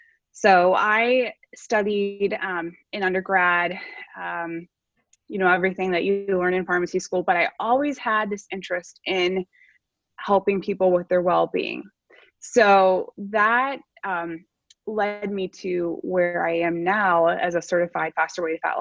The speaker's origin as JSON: {"language": "English", "town": "Butler", "region": "Pennsylvania", "country": "United States", "tie": "born or raised there", "also_born_or_lived": "Florida", "moved": "as an adult", "said": "I'm originally from a small town outside of Pittsburgh. It's called Butler, Pennsylvania"}